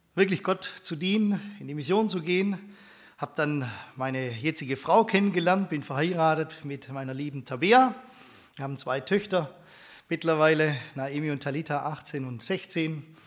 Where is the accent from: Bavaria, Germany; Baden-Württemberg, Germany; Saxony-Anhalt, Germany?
Baden-Württemberg, Germany; Steinenbronn; also born or lived in Stuttgart; Bin gebürtiger Stuttgarter, aber da habe ich noch nicht so viel mitgekriegt damals. Bin aufgewachsen in einem kleinen Ort in Steinenbronn